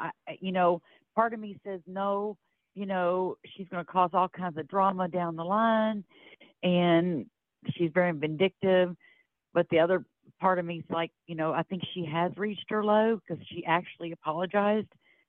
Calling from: Florida, United States; I'm calling from Florida.

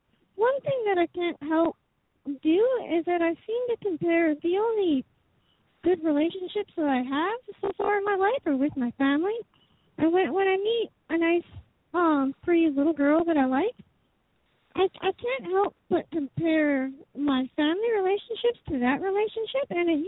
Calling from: Kentucky, United States

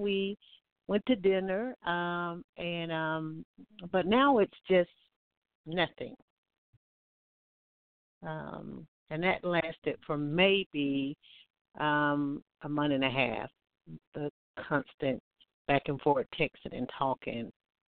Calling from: Alabama, United States; I'm calling from Alabama.

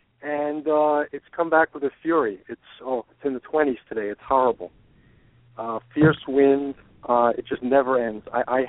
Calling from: Brookline, Massachusetts, United States; I'm from Brookline, Massachusetts.

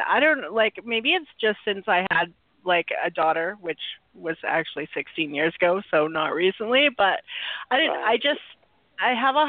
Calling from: Vancouver, British Columbia, Canada; Vancouver, Canada.

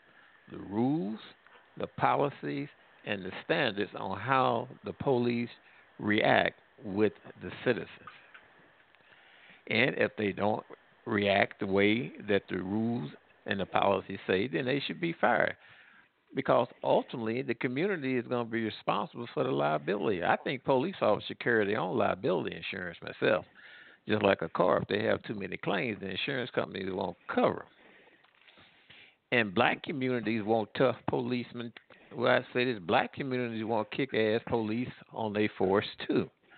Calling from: Midwest, United States; I'm calling from the Midwest.

